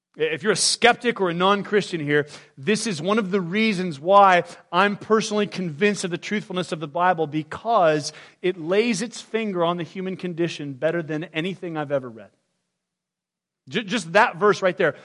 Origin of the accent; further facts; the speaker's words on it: United States; I was born in the United States of America